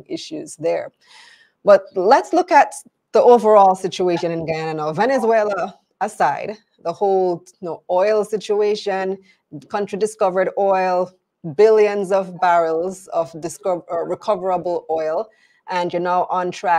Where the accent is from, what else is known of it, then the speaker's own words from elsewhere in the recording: Belize; I'm from Belize and we have this exact same issue with Guatemala